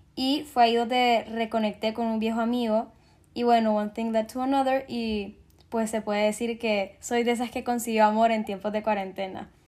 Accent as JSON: {"language": "Spanish", "country": "Honduras", "said": "soy de Honduras"}